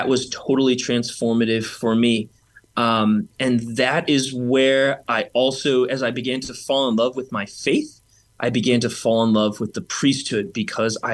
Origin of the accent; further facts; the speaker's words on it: Burr Ridge, Illinois, United States; I grew up in Burr Ridge.